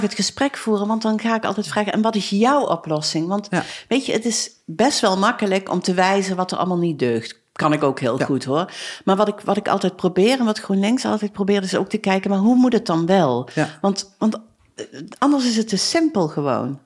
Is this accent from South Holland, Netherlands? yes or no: no; Arcen, Limburg, Netherlands; ik ben geboren en getogen in Arsen, dus ik ben wel een beetje chauvinistisch